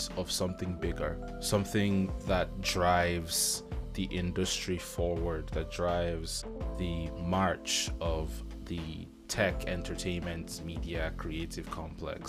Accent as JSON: {"language": "English", "country": "United Kingdom", "also_born_or_lived": "Nigeria", "moved": "yes", "lives_now": "Ireland", "said": "I'm a British Nigerian living in Ireland."}